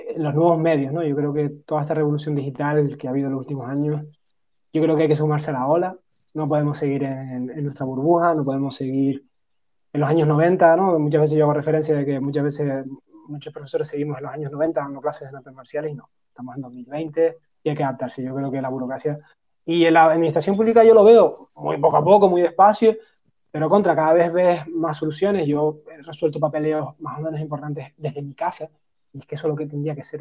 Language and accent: Spanish; Spain; somos españoles, somos latinos